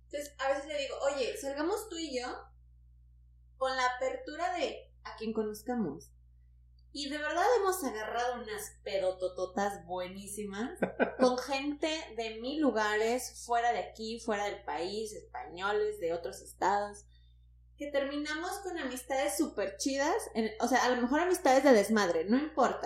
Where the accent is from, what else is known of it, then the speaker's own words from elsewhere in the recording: Tampico, Tamaulipas, Mexico; soy de Tampico